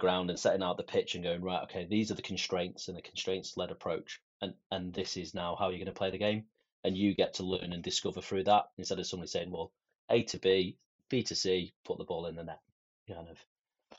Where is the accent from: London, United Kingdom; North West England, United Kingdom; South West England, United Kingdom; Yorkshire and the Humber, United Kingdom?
North West England, United Kingdom; Manchester; I grew up in South Manchester, and it's tough